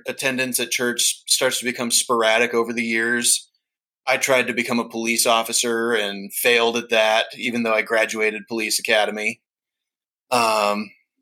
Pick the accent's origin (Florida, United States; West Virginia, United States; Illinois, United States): Florida, United States; moved away; also born or lived in Utah; I'm from Florida